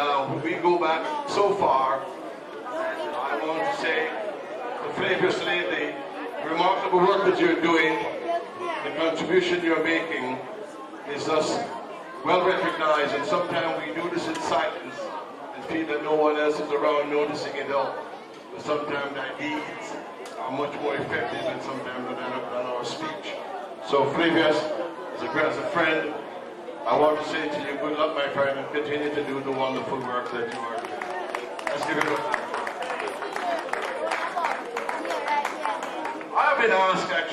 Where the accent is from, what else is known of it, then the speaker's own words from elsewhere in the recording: Jamaica; also born or lived in Scarborough, Ontario, Canada; now in Toronto, Canada; I was born in Jamaica, so most people ask me if I'm Jamaican